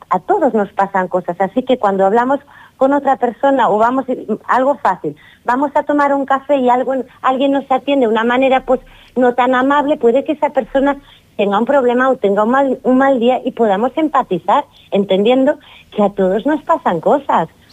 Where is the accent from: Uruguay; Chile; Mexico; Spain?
Spain; Girona, Catalonia; also born or lived in Barcelona; now in Fuerteventura, Spain; no nací en Girona porque casi me moría y nací en Barcelona, pero soy de Girona